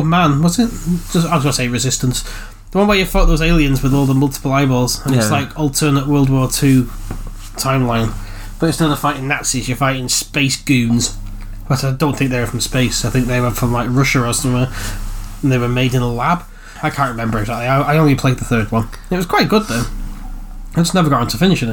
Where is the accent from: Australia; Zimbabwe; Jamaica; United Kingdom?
United Kingdom; we're from the UK